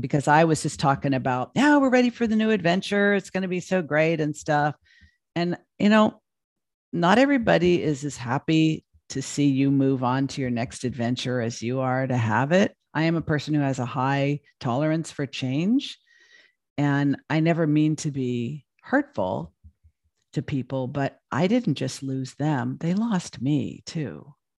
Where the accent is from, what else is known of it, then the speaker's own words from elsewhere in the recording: Los Angeles, California, United States; moved away as an adult; now in Portland, United States; I'd lived in L A all my life.